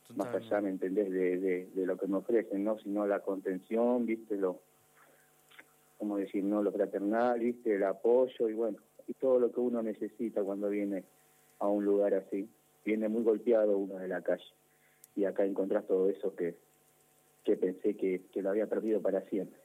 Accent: Banfield, Buenos Aires Province, Argentina; yo soy de Banfield. Soy de Banfield

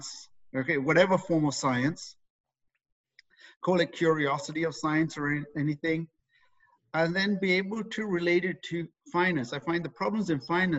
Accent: England, United Kingdom; moved away as an adult; now in Canada; I was raised in England. Okay, brought up there, did all my schooling there, and in my early 20s, decided to leave there

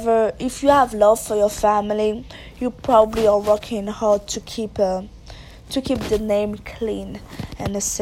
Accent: Haiti; moved away; I was raised and born in Haiti

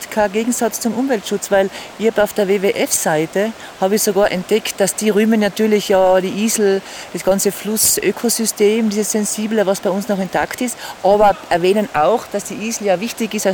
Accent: Tyrol, Austria; weil bei uns in Osttirol, wie du auch gesagt hast, ist ist eine lange Saison, gell?

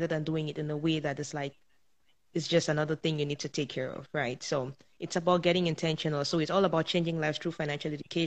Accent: Cameroon; moved away as an adult; now in Canada; I was born and raised in Africa, in a small country called Cameroon. And I moved over to Canada at the age of 24

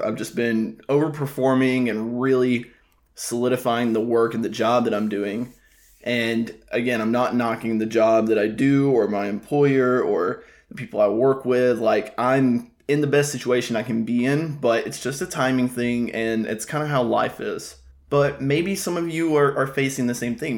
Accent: Alabama, United States; moved away as an adult; also born or lived in Tuscaloosa, Alabama; now in South Florida, United States; I'm already back in my hometown

